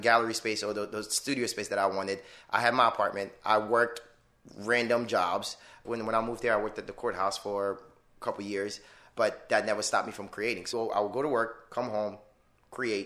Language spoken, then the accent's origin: English; Miami, Florida, United States; moved away as an adult; also born or lived in Detroit; now in Orlando, United States; I grew up in Miami